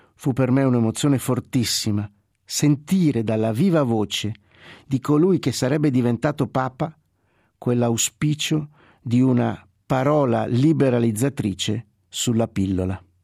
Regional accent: the same region as Pope Luciani, Veneto, Italy

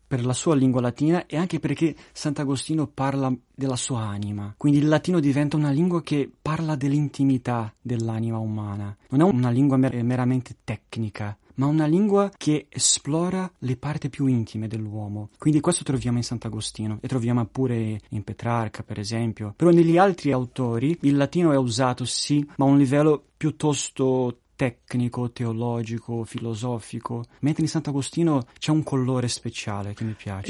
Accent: Brazil; io sono brasiliano

